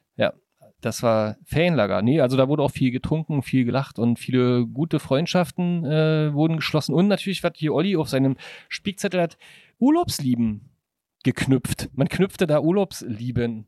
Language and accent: German; Brandenburg, Germany; ich komme ja aus Brandenburg